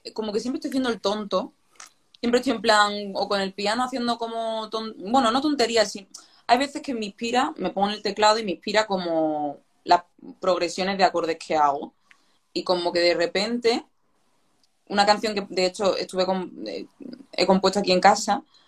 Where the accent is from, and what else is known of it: Málaga, Andalusia, Spain; moved away as an adult; now in Madrid, Spain